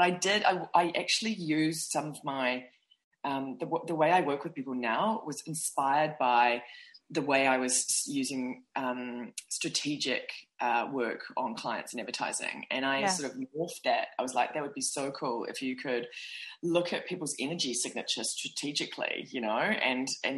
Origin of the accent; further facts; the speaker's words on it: New Zealand; moved away as an adult; now in New York, United States; I was from New Zealand